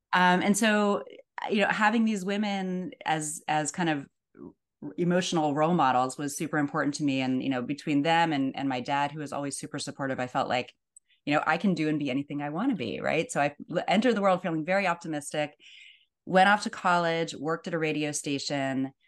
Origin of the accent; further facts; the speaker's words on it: Pittsburgh, Pennsylvania, United States; now in California, United States; I grew up in Pittsburgh, Pennsylvania